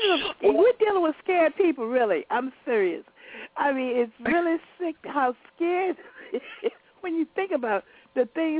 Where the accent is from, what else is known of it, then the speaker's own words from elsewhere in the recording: Chesterfield County, Virginia, United States; okay, I was born in Chesterfield County, Virginia. What they did, the part that I was born in is now Richmond, Virginia.